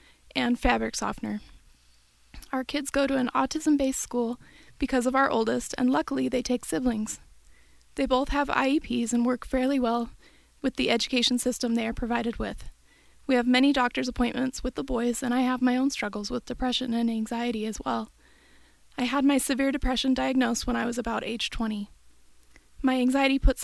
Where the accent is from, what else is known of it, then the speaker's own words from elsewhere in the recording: Bay Area, Northern California, United States; moved away as an adult; also born or lived in Utah; I grew up in Northern California in the Bay Area and then moved to Utah for college